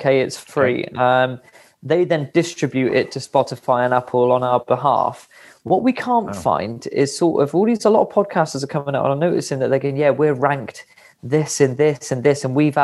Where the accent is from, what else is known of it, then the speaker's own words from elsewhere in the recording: West Midlands, United Kingdom; now in Frome, United Kingdom; We're both based in a town called Froome near Bath in Somerset, but I'm actually from the West Midlands.